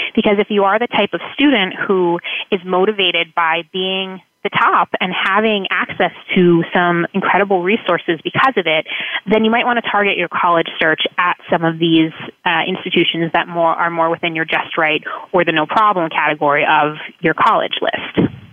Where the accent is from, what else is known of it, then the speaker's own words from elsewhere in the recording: South Florida, United States; moved away as an adult; also born or lived in New England; I was born and raised in South Florida